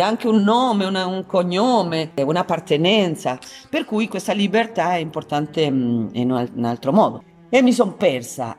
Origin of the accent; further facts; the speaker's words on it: San Juan, Argentina; moved away; Che è il mio paese di origine, Argentina, San Juan